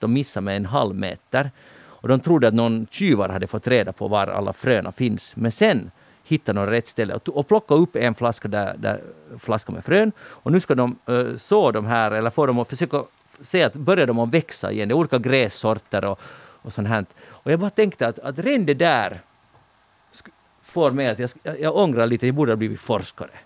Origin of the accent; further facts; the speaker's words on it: Finland; som finlandssvensk